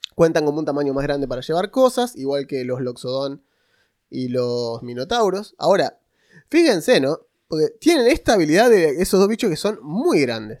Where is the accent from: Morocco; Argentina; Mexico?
Argentina; yo soy argentino